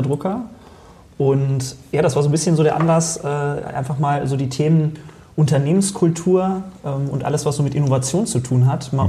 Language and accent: German; Detmold, North Rhine-Westphalia, Germany; also born or lived in Lemgo; now in Solingen, Germany; ich bin am, am Fuße des Hermannsdenkmals aufgewachsen.